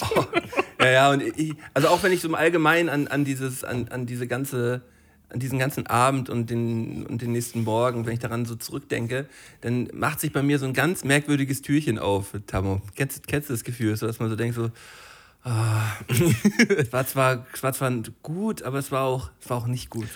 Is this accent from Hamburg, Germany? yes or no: no; Flensburg, Schleswig-Holstein, Germany; von so einer dänischen Schule bei uns in Flensburg